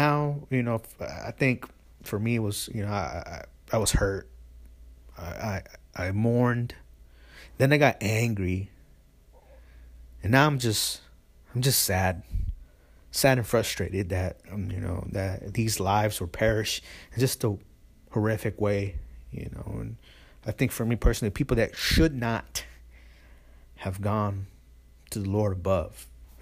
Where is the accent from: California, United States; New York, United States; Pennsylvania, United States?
California, United States; the Bay Area; I'm from the Bay Area